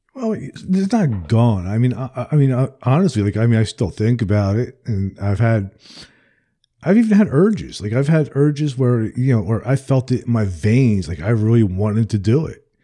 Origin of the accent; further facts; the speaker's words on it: New Jersey, United States; now in the American South; I'm from New Jersey originally